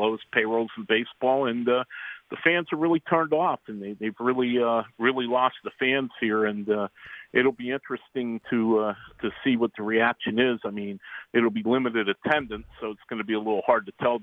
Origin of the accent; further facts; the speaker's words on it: Pittsburgh, Pennsylvania, United States; I'm from Pittsburgh. I'm based in Pittsburgh, and I was born and raised here and lived here my whole life